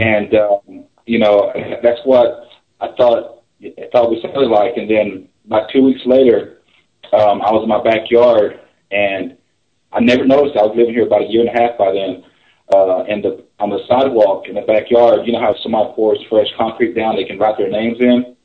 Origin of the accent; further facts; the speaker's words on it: Southeast Oklahoma, United States; I grew up in Southeast Oklahoma